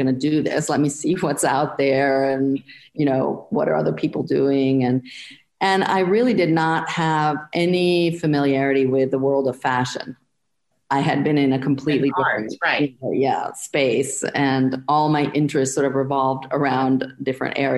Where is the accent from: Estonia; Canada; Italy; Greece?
Italy; Florence, Tuscany; moved away as an adult; now in Brooklyn, United States; I was born and I grew up in Florence